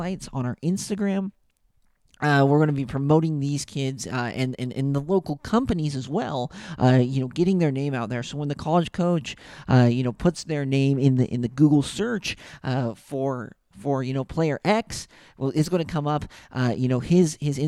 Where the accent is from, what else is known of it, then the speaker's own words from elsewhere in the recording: West Point, Utah, United States; also born or lived in Syracuse, Utah / St. George, Utah; I grew up in West Point, Utah, went to Syracuse High School